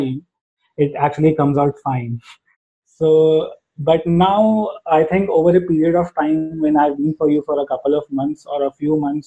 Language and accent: English; India; first language Hindi; English is a second language; And since being from India, my mother tongue is actually Hindi